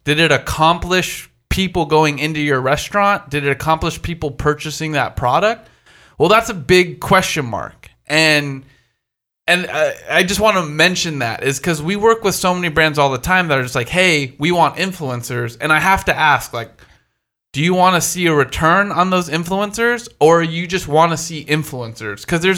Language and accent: English; East Coast, United States; I'm from the East Coast, I'm a bit aggressive, and my shit's going to be dope.